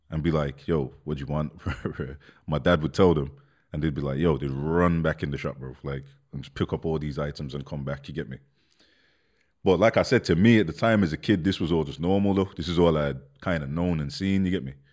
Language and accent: English; London, United Kingdom; born there; I'm born born in London. So I, I, remember I remember living in London for a little bit when I was a kid, like I was small, bro.